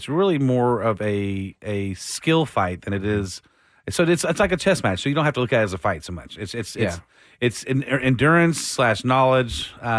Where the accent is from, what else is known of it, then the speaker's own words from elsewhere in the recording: Austin, Texas, United States; I was born in Austin